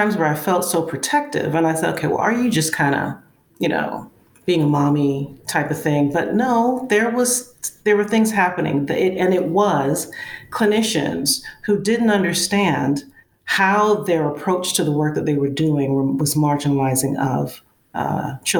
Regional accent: New York City, New York, United States; now in Georgia, United States; I'm from Brooklyn. Born and raised and live in Georgia right now, but I still consider myself a Brooklyn girl.

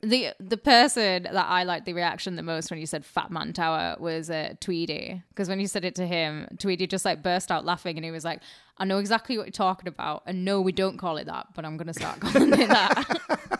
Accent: Carlisle, North West England, United Kingdom; moved away; my hometown, Carlisle

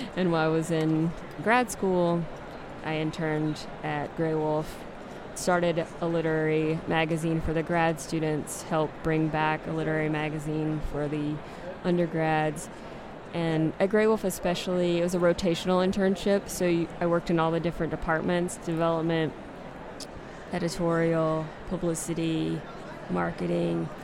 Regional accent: South Carolina, United States; moved away; I'm originally from South Carolina

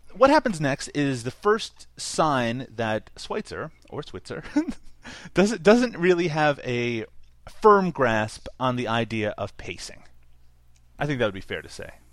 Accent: Canada; I'm Canadian

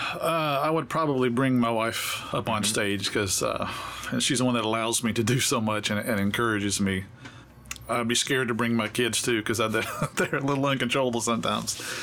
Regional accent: Memphis, Tennessee, United States; also born or lived in Grandview, Texas; now in Nashville, United States; I moved from Memphis by way of Texas, but I grew up in, in Memphis.

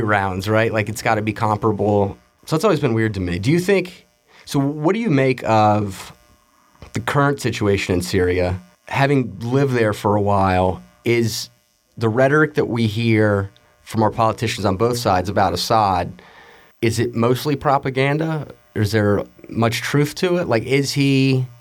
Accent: Alabama, United States; I grew up in Alabama

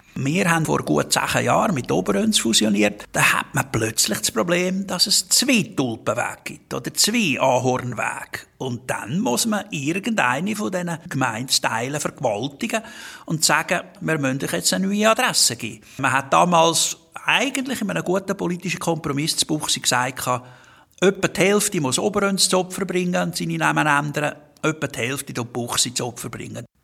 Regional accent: Glarus, Switzerland; now in Herzogenbuchsee, Switzerland; ich komme aus dem Kanton Glaris, Ziegerschlitz

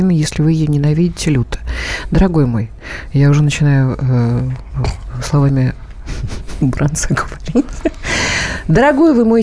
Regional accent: Moscow, Russia; я говорю, я из Москвы. Я говорю, просто мы в Киев едем.

